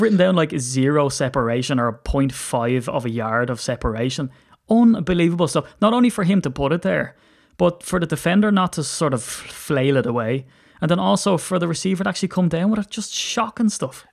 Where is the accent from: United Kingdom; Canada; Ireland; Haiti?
Ireland; I'm an Irishman